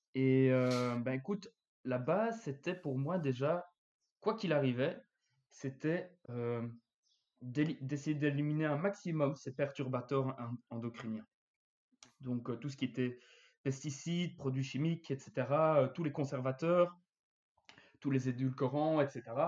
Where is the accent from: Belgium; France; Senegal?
Belgium; chez nous, en Belgique